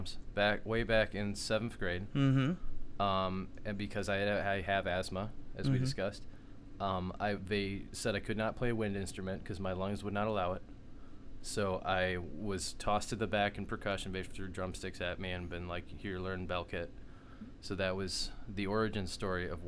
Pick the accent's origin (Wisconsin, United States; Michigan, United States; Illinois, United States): Michigan, United States; Richmond; now in St. Clair Shores, United States; I'm from the great white city of Richmond, Michigan